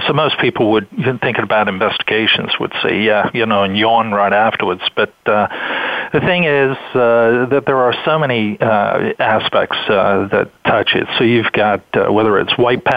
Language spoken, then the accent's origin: English; England, United Kingdom; now in United States; originally, I'm from England